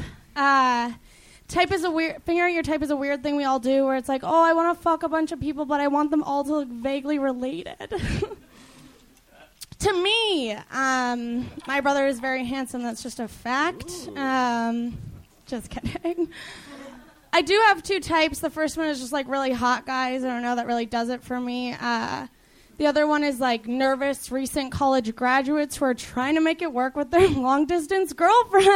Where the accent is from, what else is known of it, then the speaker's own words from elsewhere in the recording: Chicago suburbs, Illinois, United States; moved away as an adult; now in Los Angeles, United States; Chicago suburbs